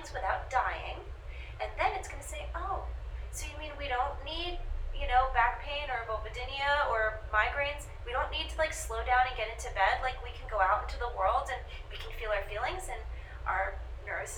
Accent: New York, United States; I'm a New Yorker

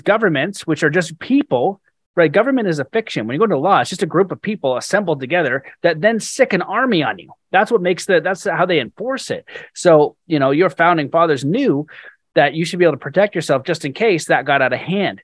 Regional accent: Canada; as a Canadian

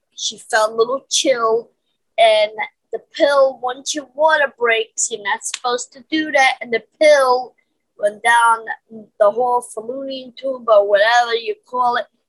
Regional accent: New York City, New York, United States; I was born in Brooklyn, Caledonia

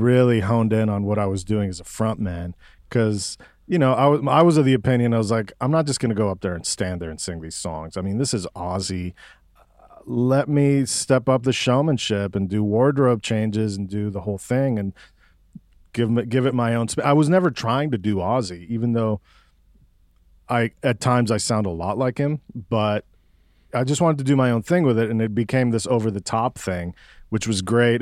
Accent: Mexico City, Mexico; now in Austin, United States; I'm from Mexico City. My parents are Cuban exiles

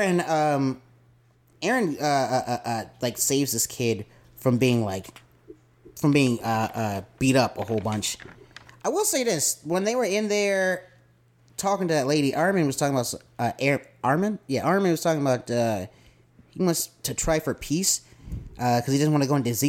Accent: Murfreesboro, Tennessee, United States; I'm from Murfreesboro, Tennessee

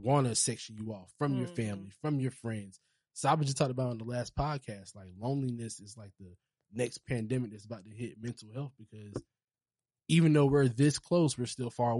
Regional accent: Charleston, South Carolina, United States; Bro, I'm from Charleston. Charleston's country.

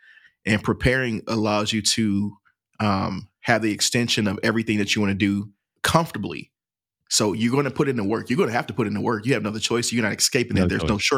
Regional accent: St. Louis, Missouri, United States; I'm from St. Louis, Missouri originally. So my family, I traveled a lot.

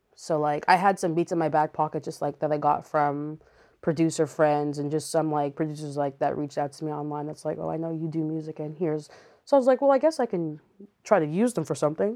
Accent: Montreal, Quebec, Canada; moved away; I grew up in Montreal, so we were in church all the time.

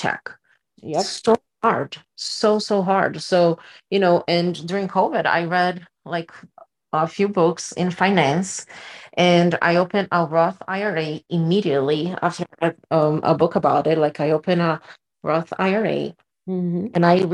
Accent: Brazil; moved away as an adult; I'm from Brazil and we don't have this concept of credit in Brazil, like it works here. So when I moved here, I was 22

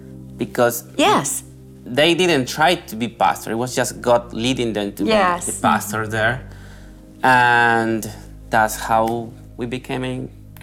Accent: Colombia; moved away; I'm from Colombia. And basically, we used to live, my family and I used to live in a little town in close to the city where I am from.

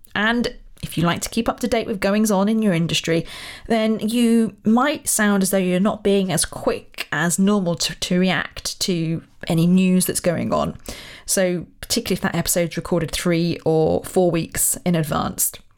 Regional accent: Royal Berkshire, South East England, United Kingdom; moved away; I'm from Royal Berkshire originally

